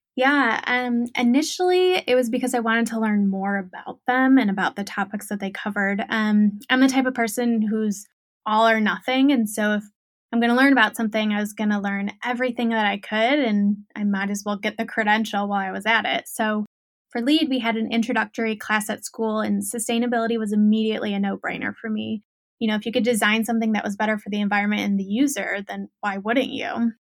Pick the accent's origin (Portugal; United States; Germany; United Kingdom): United States; Ohio; moved away as an adult; also born or lived in Orange County, California; born and raised in Ohio.